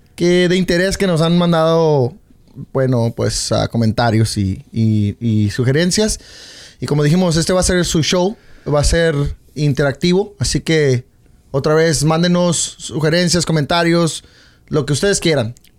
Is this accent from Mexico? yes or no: yes; Zacatecas, Mexico; now in United States; como mexicano